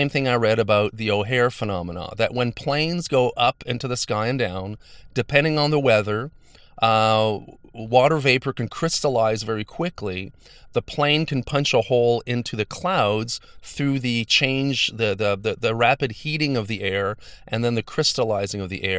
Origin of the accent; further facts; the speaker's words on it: Montreal, Quebec, Canada; I come from Montreal. I live near the airport.